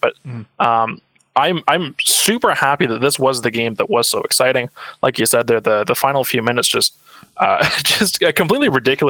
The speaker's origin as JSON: {"language": "English", "town": "Ottawa", "region": "Ontario", "country": "Canada", "said": "I'm from Ottawa. I'm from the Ottawa area. I have a hometown team that I can cheer for."}